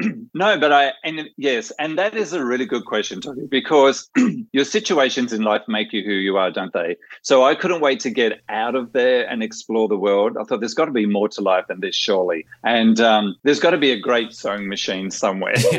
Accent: outback of New South Wales, Australia; also born or lived in Japan / Germany; now in Netherlands; I'm still a bush pig from the outback of New South Wales

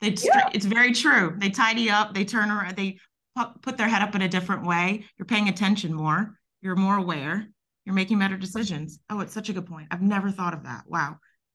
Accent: the South, United States; I'm not Nigerian very obviously, but I'm a Southern woman and I'm Jewish and Italian.

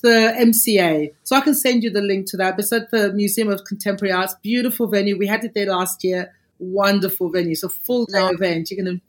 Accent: Australia; So obviously we're Australian.

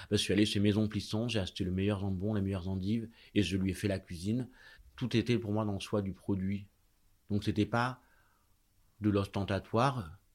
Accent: Marseille, Provence-Alpes-Côte d'Azur, France; now in Paris, France; J'ai grandi à Marseille quartier euh, enfin qui à la fois enfin c'est presque les quartiers nord

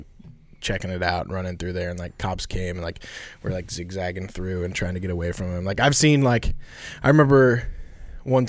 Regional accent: Carlinville, Illinois, United States; also born or lived in Indiana / West Palm Beach, Florida; I grew up in Carlinville.

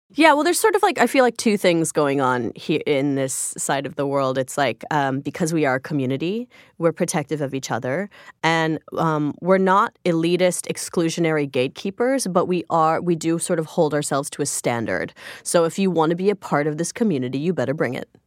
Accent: Joliet, Illinois, United States; I grew up in Joliet, Illinois

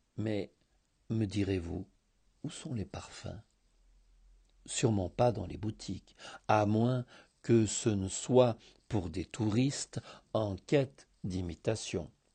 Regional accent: Thessaloniki, Central Macedonia, Greece; also born or lived in France; now in Sitia, Greece; enfant des années soixante à Thessalonique

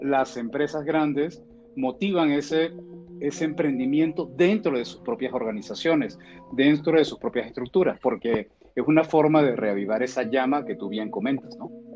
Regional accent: Venezuela; yo que, que soy venezolano

